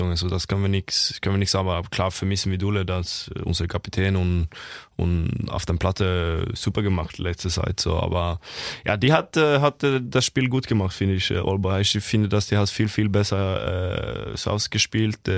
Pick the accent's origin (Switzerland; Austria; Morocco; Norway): Norway; German is a second language; moved away as an adult; now in Kiel, Germany